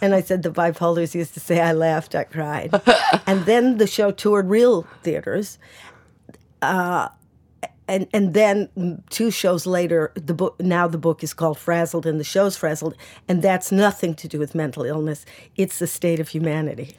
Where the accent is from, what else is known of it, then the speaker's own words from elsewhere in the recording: United States; now in United Kingdom; I'm an American and I, I don't have a British passport